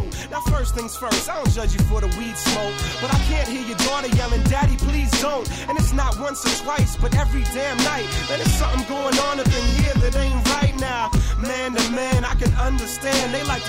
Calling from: Glen Ellyn, Illinois, United States; calling from Glen Ellen.

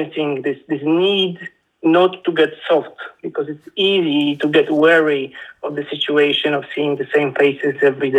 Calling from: Poland; I'm calling you from Poland.

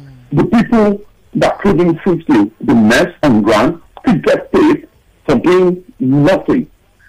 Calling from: Tottenham, London, United Kingdom; I'm calling from Tottenham.

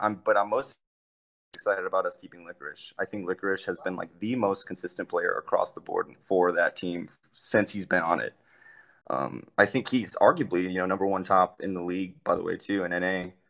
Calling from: San Antonio, Texas, United States; I'm calling from San Antonio, Texas, dude.

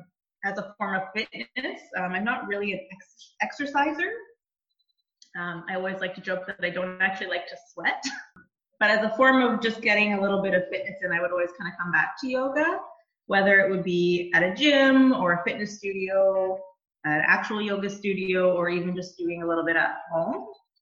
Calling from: Bowmanville, Ontario, Canada; I am in Bowmanville, Ontario, working from my office this morning.

